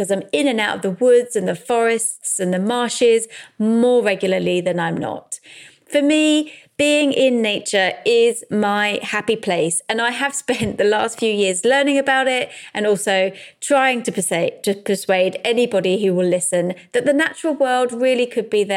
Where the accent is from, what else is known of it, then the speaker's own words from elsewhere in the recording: London, United Kingdom; I grew up in South London.